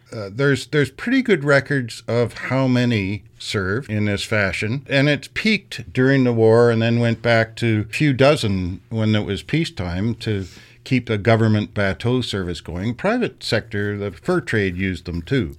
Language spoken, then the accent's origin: English; Kingston area, Ontario, Canada; I grew up in Quonce Bay